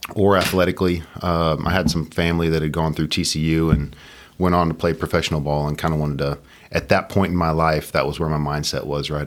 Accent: Katy, Texas, United States; born and raised in Katy

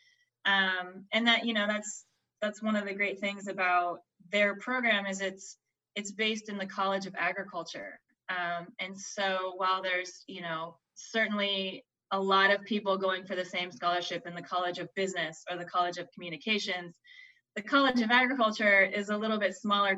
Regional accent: Alaska, United States; moved away as an adult; grew up in Alaska, you know, no winemaking up there

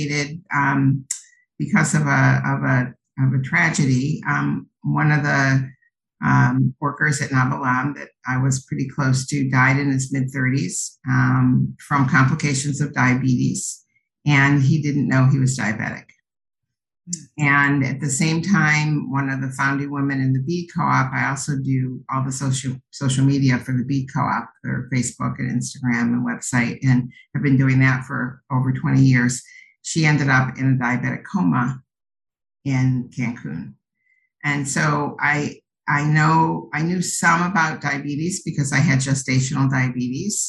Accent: New York, United States; moved away as an adult; also born or lived in Cleveland, Ohio; now in Isla Mujeres, Mexico; I grew up in New York, but okay. Home for the last 40 years has been Cleveland, Ohio

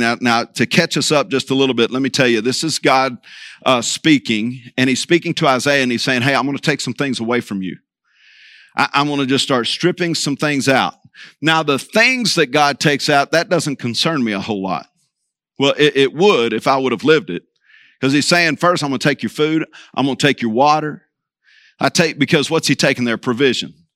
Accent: Vigo Park, Texas, United States; I'm from Vigo Park, actually seven miles from Vigo

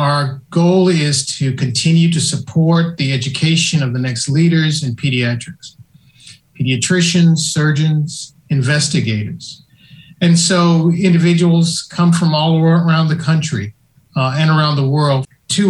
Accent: Nashville, Tennessee, United States; moved away as an adult; now in Boston, United States; I grew up in Nashville, Tennessee

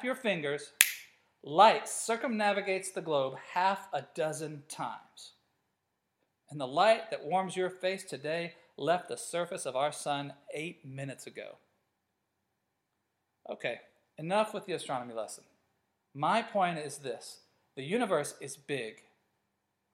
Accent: United States; moved away as an adult; also born or lived in Africa; growing up in America

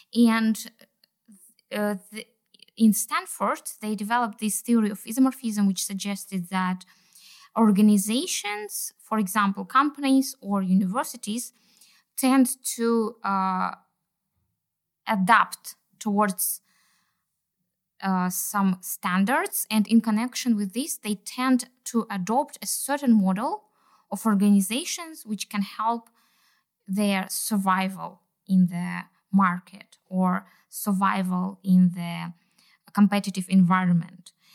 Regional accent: Kazakhstan; I'm from Kazakhstan and I'm a doctoral researcher

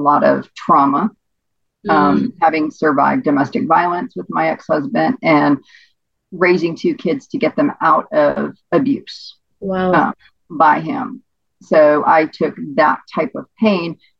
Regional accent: Hawaii, United States; now in Venice, Florida, United States; I was born and raised in Hawaii

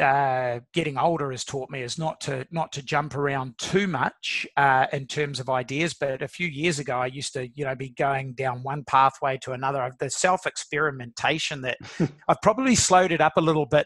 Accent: New Zealand; as a New Zealander

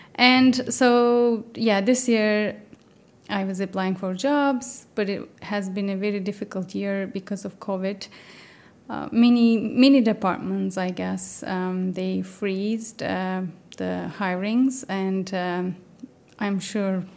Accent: Turkey; moved away as an adult; also born or lived in Canada; now in United Kingdom; I'm originally from Turkey.

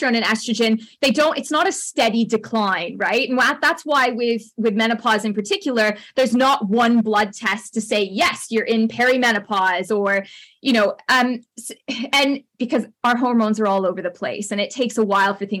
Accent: Canada; accent: Canadian; also born or lived in United Kingdom; my Canadian accent

